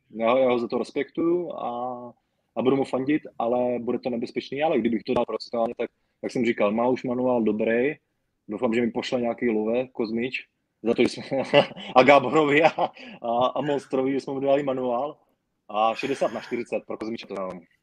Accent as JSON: {"language": "Czech", "town": "Brno", "region": "South Moravian Region", "country": "Czechia", "said": "u nás v Brně"}